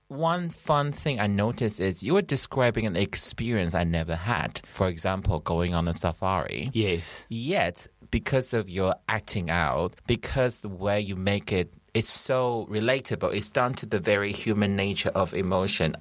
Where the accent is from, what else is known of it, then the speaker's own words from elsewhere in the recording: Taiwan; English is a second language; now in United Kingdom; I'm, I'm legally British, but I always call myself Taiwanese.